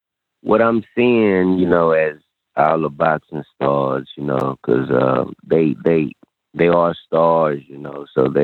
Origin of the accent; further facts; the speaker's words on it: Houston, Texas, United States; You know, I'm from Texas. I'm from Houston, Texas